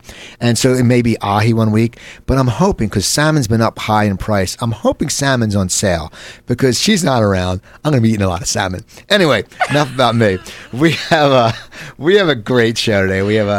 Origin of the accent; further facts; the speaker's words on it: New Jersey, United States; I grew up in New Jersey